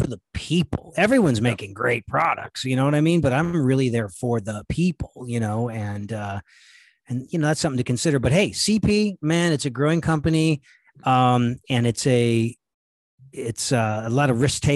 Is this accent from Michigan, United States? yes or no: no; El Paso, Texas, United States; moved away; I grew up in El Paso.